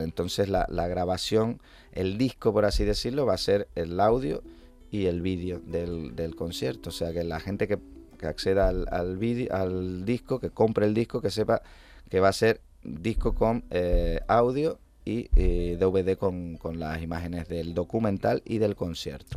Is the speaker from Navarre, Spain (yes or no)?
no; Canary Islands, Spain; moved away as an adult; estuve casi 11 años fuera de aquí